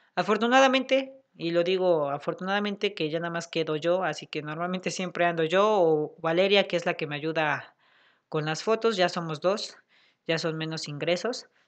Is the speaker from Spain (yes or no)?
no; Puebla, Mexico; aquí en Puebla porque, pues porque somos de Puebla